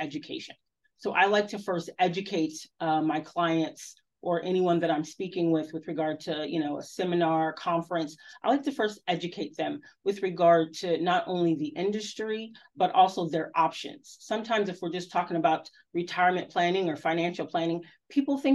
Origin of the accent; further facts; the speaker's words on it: Southern California, United States; moved away as an adult; I'm from Southern California